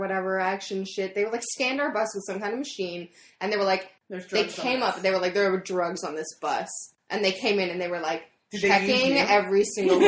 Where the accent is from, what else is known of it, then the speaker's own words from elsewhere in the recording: Canada; I'm Canadian.